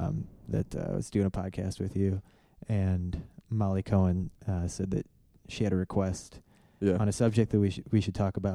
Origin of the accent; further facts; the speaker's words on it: Valparaiso, Indiana, United States; also born or lived in Illinois; here in Indiana. In Valparaiso, Indiana, when I moved here from Illinois, in third grade